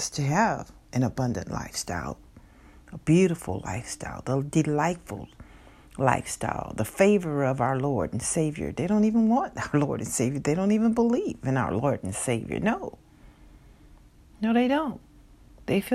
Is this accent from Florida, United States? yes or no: no; Texas, United States; my home state of Texas